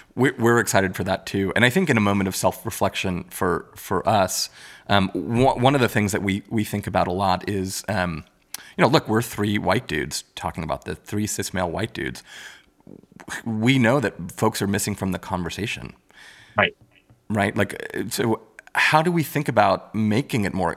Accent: New York City, New York, United States; I grew up in Richmond Hill, Queens

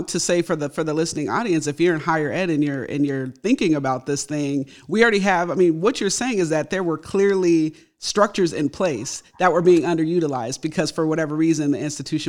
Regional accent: California, United States; I'm from California.

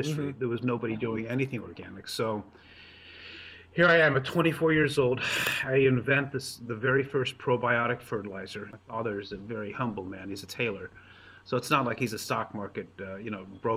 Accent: Los Angeles, California, United States; also born or lived in Hollywood; now in Vacaville, United States; I grew up in Los Angeles.

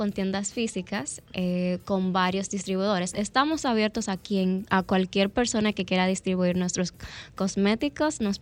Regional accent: Dominican Republic; Somos dominicanos.

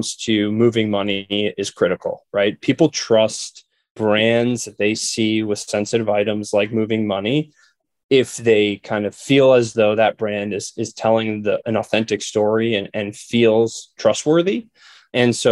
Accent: New York, United States; moved away as an adult; now in Chicago, United States; I'm originally from New York

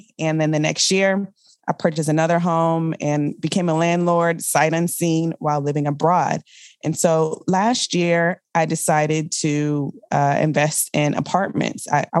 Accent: Richmond, Virginia, United States; also born or lived in Germany / California / Colorado / Kentucky; I am from the Richmond, Virginia area. My father was in the military, so I'm considered a military brat.

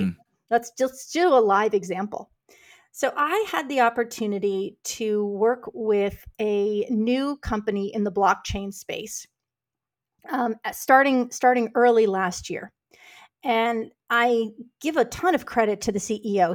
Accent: New York City, New York, United States; moved away as an adult; now in Houston, United States; I grew up in New York City

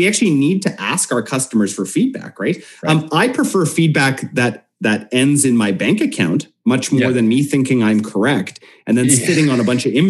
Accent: Canada; And we're predominantly Canadian too, so we're just like naturally apolitical.

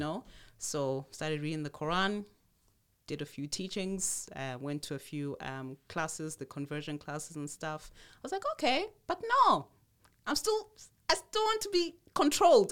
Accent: Zimbabwe; also born or lived in Tanzania; my mom, having had that option, um, left Tanzania at the time and moved to Zimbabwe. And there she went into another Protestant church, a Pentecostal church. Okay, so we grew up more in the Pentecostal church.

